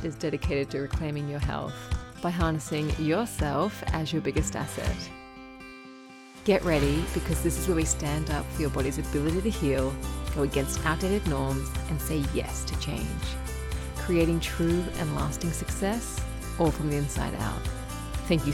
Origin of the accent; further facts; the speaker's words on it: Gold Coast, Queensland, Australia; growing up on the Gold Coast in Australia